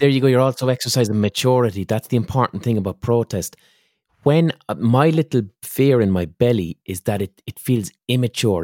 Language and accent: English; Ireland; as an Irish person